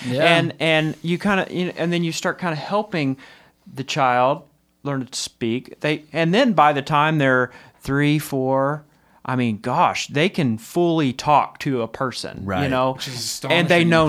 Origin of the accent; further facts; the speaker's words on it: Texas, United States; Maybe not me, because I'm from Texas.